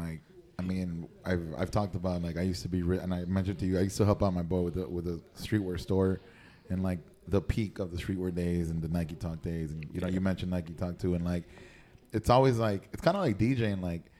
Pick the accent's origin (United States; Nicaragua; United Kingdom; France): Nicaragua; I grew up in Nicaragua.